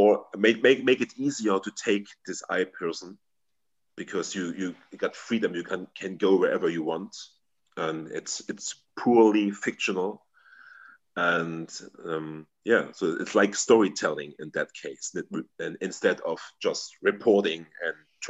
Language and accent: English; Germany; first language German; English is a second language; here in my hometown